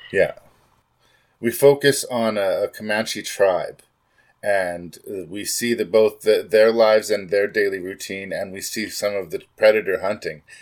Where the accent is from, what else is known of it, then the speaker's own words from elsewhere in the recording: Canada; As a Canadian